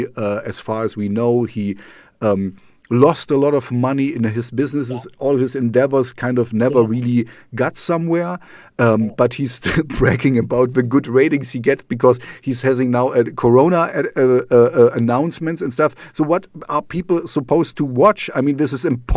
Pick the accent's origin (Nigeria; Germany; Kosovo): Germany; East Germany; English is a second language; also born or lived in Amsterdam / Canada; now in Jena, Germany; I grew up in East Germany, I grew up in the Russian zone